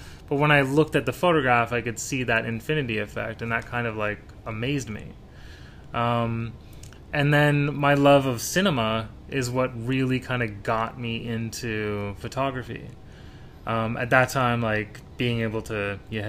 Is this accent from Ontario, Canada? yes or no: yes; Toronto, Ontario, Canada; moved away as an adult; also born or lived in Asia; I was born in Toronto